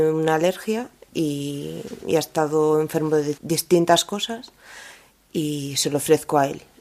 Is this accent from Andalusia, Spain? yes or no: no; Galicia, Spain; llamaba la atención por ser gallega y hacerlo todo seguido desde allí.